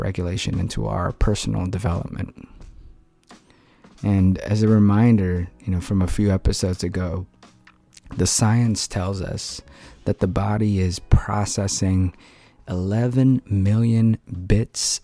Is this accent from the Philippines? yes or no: yes; Philippines; moved away; I grew up in the Philippines